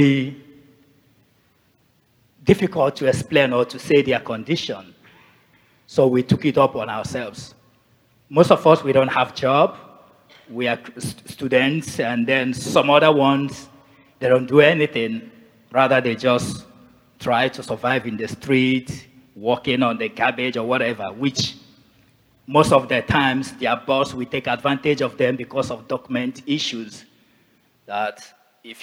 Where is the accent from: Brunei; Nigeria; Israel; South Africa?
Nigeria; moved away as an adult; also born or lived in Asia; now in Canada; I'm originally from Nigeria.